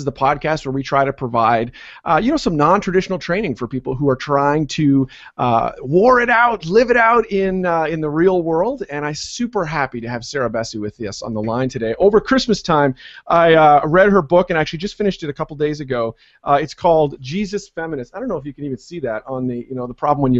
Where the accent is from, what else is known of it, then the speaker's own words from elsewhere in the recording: Canada; now in United States; I'm Canadian